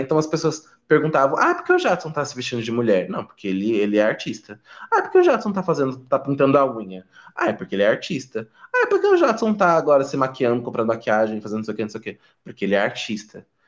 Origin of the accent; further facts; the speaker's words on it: São Paulo, Brazil; also born or lived in Pernambuco; eu também nasci lá em Pernambuco. Ah, nasci lá, nasci lá, mas eu vim para São Paulo muito muito criança, assim, com dois anos de idade. Então, eu quase não tenho sotaque